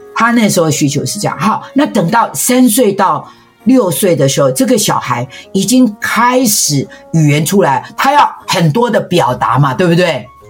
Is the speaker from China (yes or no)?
no; Taiwan; 我们台湾人